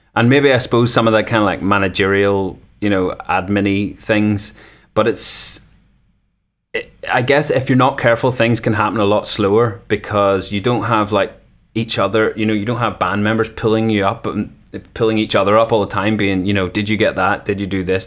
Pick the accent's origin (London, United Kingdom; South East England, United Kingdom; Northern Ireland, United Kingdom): Northern Ireland, United Kingdom; North Coast; now in Belfast, United Kingdom; the homeland, the North Coast for life.